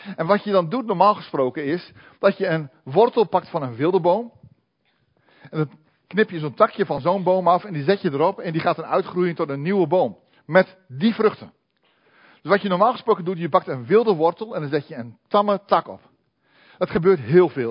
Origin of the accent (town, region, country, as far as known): Netherlands